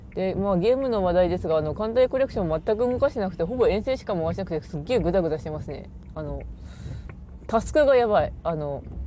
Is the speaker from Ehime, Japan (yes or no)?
no; Ishikawa, Japan; 石川県出身